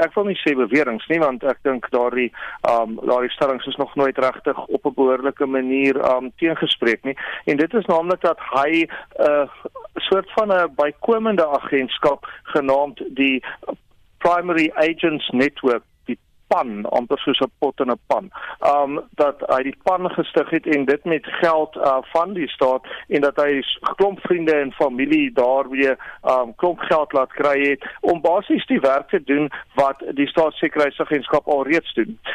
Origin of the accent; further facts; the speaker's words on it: South Africa; ek as 'n Suid-Afrikaner wat belasting betaal